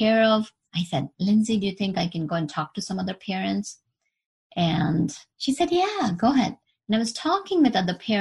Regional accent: India; moved away; I was born in India and I've traveled to US, New York

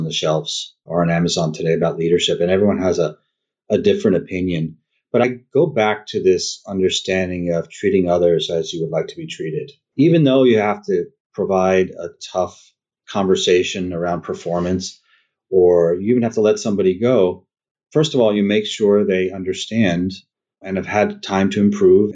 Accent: upstate New York, United States; now in Texas, United States; I'm upstate New York originally

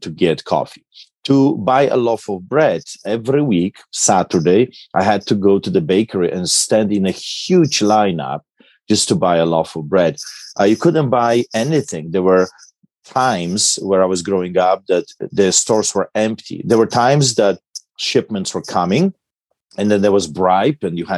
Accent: Poland; now in Canada; I grew up in Poland behind the Iron Curtain

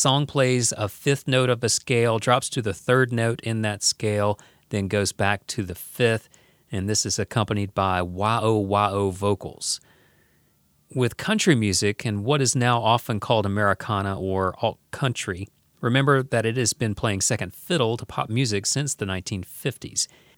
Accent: the South, United States; accent: Southern; So at an early age, I don't know if I was even conscious of it, but I downplayed my Southern accent.

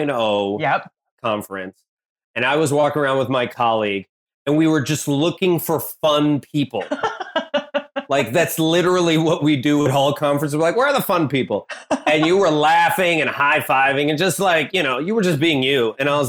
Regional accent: Blue Island, Illinois, United States; I was born in Blue Island, Illinois.

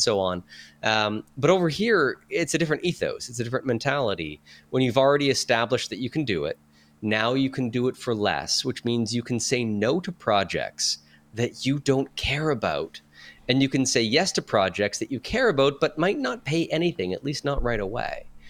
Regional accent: Sudbury, Ontario, Canada; moved away as an adult; also born or lived in Barrie, Ontario; my hometown of Sudbury, Ontario, versus where I had lived in Barrie.

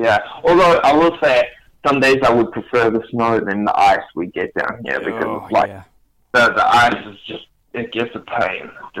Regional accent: New Zealand; accent: New Zealand; moved away as an adult; also born or lived in South Africa; now in Maine, United States; No, I'm not from Maine. I'm from originally South Africa, and my accent that you can hear, I'm from New Zealand.

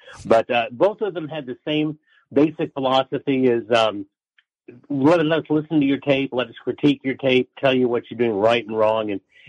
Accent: Kansas City, United States; moved away as an adult; also born or lived in Des Moines; I'm a Midwesterner, as you know. I grew up in Kansas City. So my parents lived in Kansas City

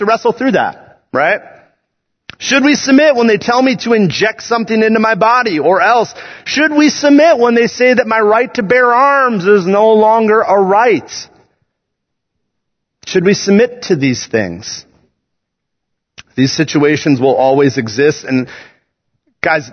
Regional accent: United States; I love being an American.

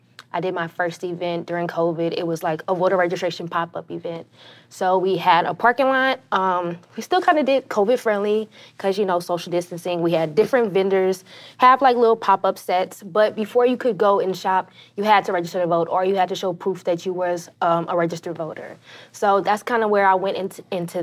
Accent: Lake Charles, Louisiana, United States; I'm from Lake Charles, originally born and raised, North Lake Charles, Gosport

